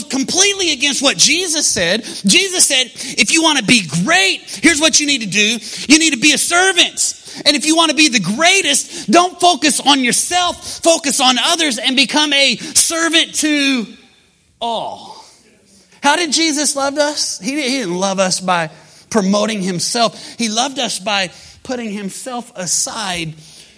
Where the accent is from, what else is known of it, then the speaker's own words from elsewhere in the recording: Oklahoma, United States; we're from Oklahoma